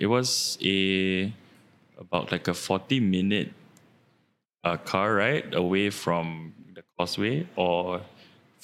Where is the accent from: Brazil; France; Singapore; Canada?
Singapore; moved away as an adult; also born or lived in Malaysia; my whole life I grew up in Woodlands.